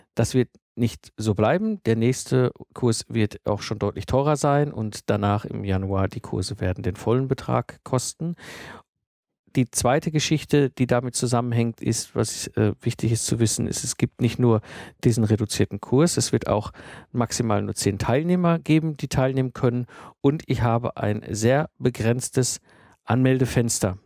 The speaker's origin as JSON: {"language": "German", "country": "Germany", "said": "bei uns in Deutschland"}